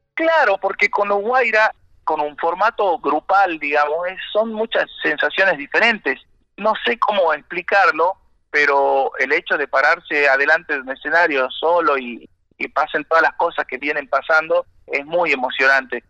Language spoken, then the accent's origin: Spanish; Salta, Argentina; yo salí de un, lugar de Salta muy humilde